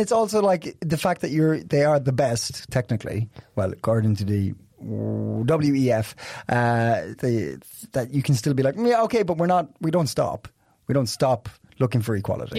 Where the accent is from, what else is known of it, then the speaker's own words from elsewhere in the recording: Ireland; now in Copenhagen, Denmark; I'm Irish.